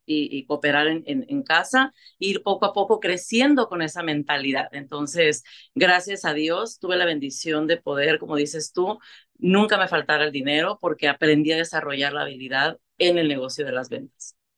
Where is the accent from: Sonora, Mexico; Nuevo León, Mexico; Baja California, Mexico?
Baja California, Mexico; Tijuana; moved away as an adult; now in Tulare, United States; soy una mujer mexicana, vengo de Tijuana, Baja California, soy fronteriza